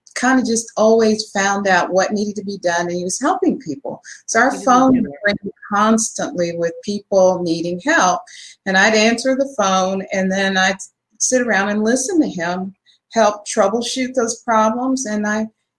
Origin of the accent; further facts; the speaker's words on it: Dallas, Texas, United States; I grew up in Texas. I'm a native Texan, born and raised in Dallas